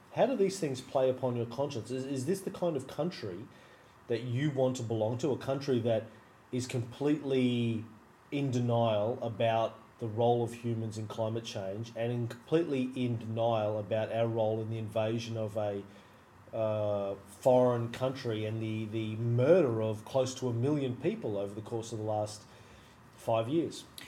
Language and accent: English; Australia; as an Australian